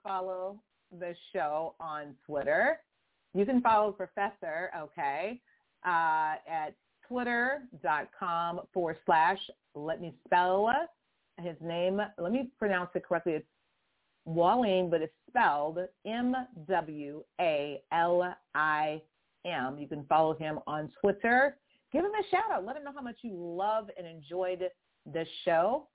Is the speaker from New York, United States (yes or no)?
no; Houston, Texas, United States; accent: southern; also born or lived in LaGrange, Texas; now in California, United States; I'm a southern girl, gal. I'm not I'm not originally I'm not native to California, honestly, I'm not. I'm originally from Houston. Born in LaGrange.